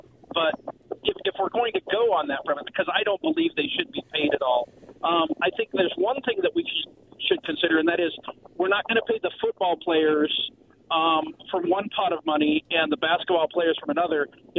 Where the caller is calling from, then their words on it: West Richland, Washington, United States; from West Richland.